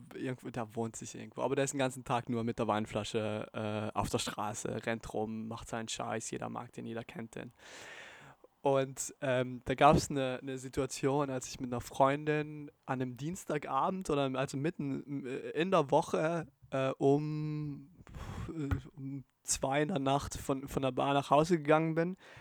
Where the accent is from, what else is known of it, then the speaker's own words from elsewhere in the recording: Bolzano, Trentino-Alto Adige, Italy; in Bozen, in meiner Heimatstadt